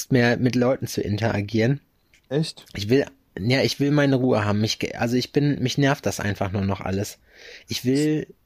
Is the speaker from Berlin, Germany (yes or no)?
yes; Berlin, Germany; Als Berliner mehr, ist man das doch eh schon halb.